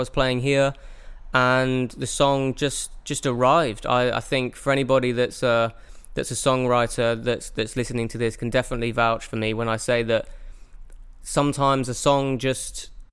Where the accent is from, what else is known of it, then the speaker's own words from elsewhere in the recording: Oxford, South East England, United Kingdom; now in Gold Coast, Australia; I am originally from Oxford in England, but I'm currently living in Australia on the Gold Coast in Queensland